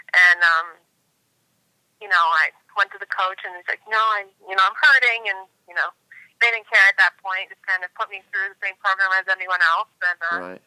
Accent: Massachusetts, United States; moved away as an adult; also born or lived in Charlotte, North Carolina; I grew up in Massachusetts and then was pulled down here on track scholarship to UNC Charlotte

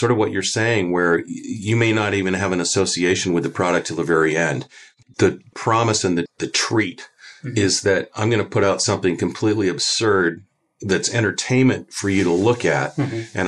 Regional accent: Canada; now in United States; I'm from Canada originally

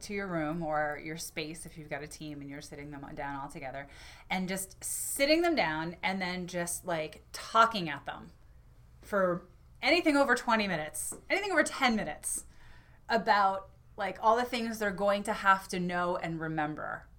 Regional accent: New York, United States; now in Maine, United States; my home state, New York

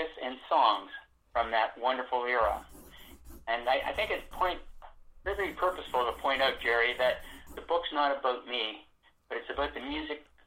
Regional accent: Toronto, Ontario, Canada; moved away as an adult; now in Vancouver, Canada; I was born and raised in Toronto and moved out here 37 years ago, out here being Vancouver, British Columbia.

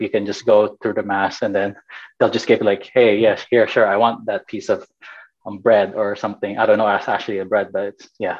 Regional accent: Fresno, California, United States; also born or lived in Bay Area, California / Philippines; I'm Filipino. I'm from Fresno, California

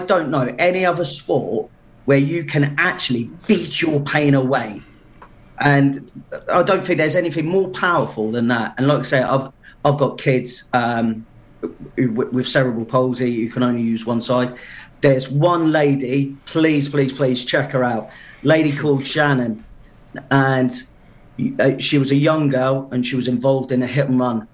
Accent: Portsmouth, South East England, United Kingdom; moved away as an adult; now in Pembrokeshire, United Kingdom; you can tell by my accent. I'm not from originally around it, from Portsmouth originally, ex-forces

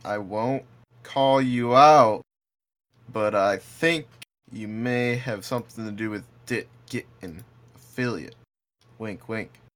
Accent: Buffalo, New York, United States; moved away; we're from Buffalo

